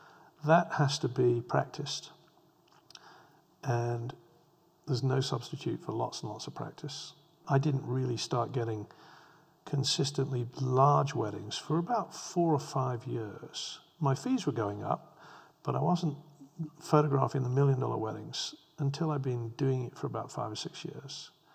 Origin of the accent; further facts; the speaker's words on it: England, United Kingdom; You know, I grew up in England where the Tate Gallery famously presented a collection of bricks on the floor.